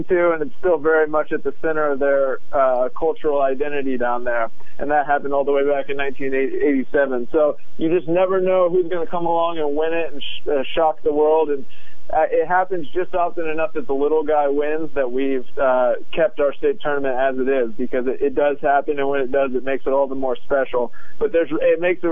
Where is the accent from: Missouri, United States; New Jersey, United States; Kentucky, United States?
Kentucky, United States; Lexington; I grew up in Lexington, which is the second biggest city in the state